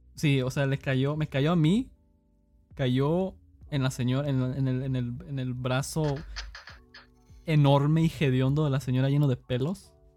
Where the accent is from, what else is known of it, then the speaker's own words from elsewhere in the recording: Cicero, Illinois, United States; now in San Luis Potosí, Mexico; crecí en Estados Unidos, en Chicago básicamente. no en la mera ciudad, era un suburbio que se llamaba Cicero